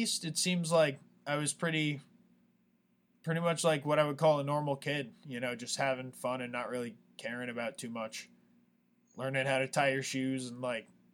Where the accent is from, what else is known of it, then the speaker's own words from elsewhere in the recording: Hyde Park, New York, United States; moved away as an adult; also born or lived in Poughkeepsie, New York; my hometown of High Park is the hometown of FDR